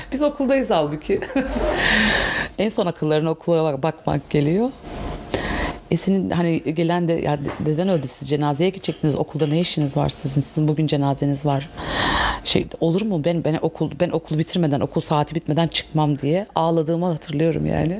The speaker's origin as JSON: {"language": "Turkish", "region": "Istanbul", "country": "Turkey", "tie": "born or raised there", "said": "bin dokuz yüz yetmiş altı, e, e, İstanbul doğumluyum. Bakırköy'de doğdum. Çocukluğum bir kısmı Bak-, Bakırköy'de geçti"}